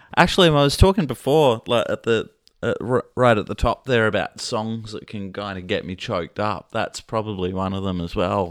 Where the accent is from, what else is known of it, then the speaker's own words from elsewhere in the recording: Australia; a kid growing up in Australia